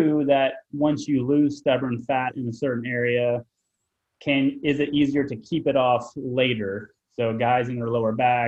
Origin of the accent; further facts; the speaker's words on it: Springfield, Missouri, United States; I'm from Springfield, Missouri